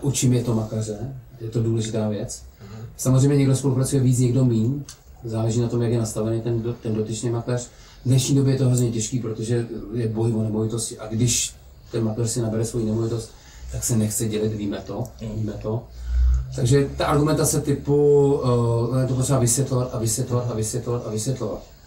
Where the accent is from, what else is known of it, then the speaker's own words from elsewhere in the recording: Czechia; protože jsme Češi